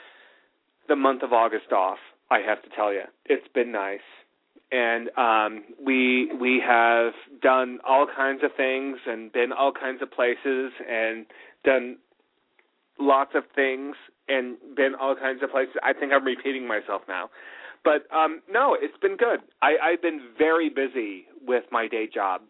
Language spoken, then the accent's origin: English; California, United States; moved away; growing up in California